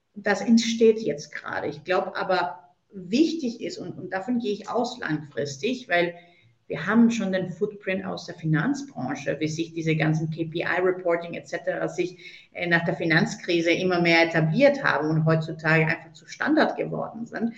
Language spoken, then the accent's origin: German; Colombia; moved away; gebürtige Kolumbianerin